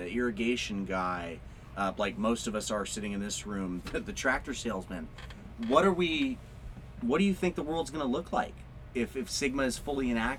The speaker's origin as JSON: {"language": "English", "town": "Chowchilla", "region": "California", "country": "United States", "tie": "born or raised there", "said": "You know, I'm born and raised in Chowchilla. It's a white area."}